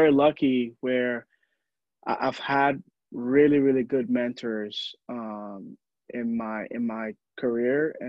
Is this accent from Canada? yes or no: no; Ghana; moved away; I was born and raised in Ghana, and in Ghana, you know, we love the storytelling aspect